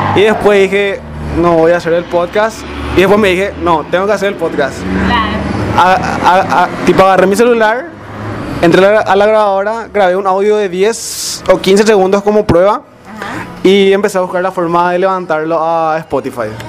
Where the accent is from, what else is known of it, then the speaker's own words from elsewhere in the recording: Areguá, Central, Paraguay; de la ciudad de aregua